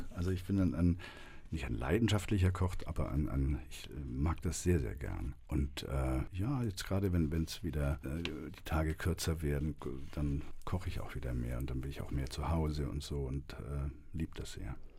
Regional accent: Swabia, Germany; ich komme ja aus dem Schwäbischen

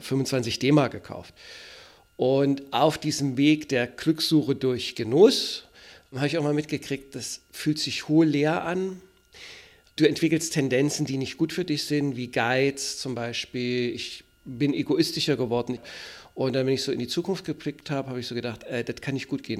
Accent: Germany; also born or lived in Gotha; now in Berlin, Germany; Ich komme aus der DDR

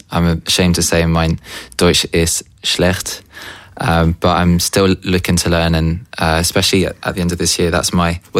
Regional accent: United Kingdom; now in Berlin, Germany; So I'm a British indie pop singer songwriter based in Berlin.

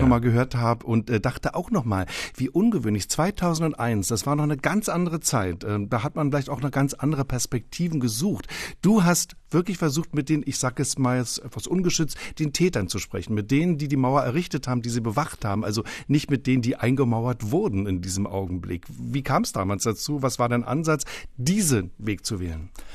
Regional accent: Berlin, Germany; Ich selbst bin 1960 geboren im Ostteil der Stadt

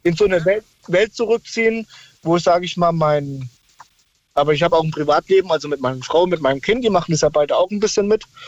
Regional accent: Odenwald, near Bensheim, Fürth, Hesse, Germany; ich bin damals im Rotenwald aufgewachsen, da war es auf der Lindenfelser Burg, das ist in der Nähe von Bensheim, Fürth, Hessen.

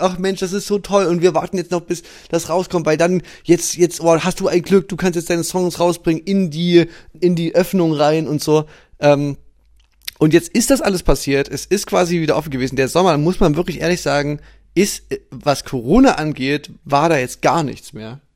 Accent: East Germany, Germany; bei uns im Osten

